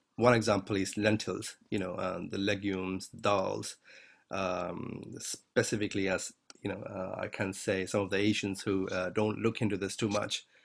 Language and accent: English; India; I'm Indian